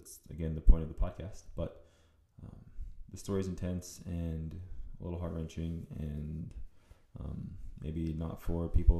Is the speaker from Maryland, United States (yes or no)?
no; Central Florida, United States; I'm from Florida, Central Florida, where I worked for Lake County Fire.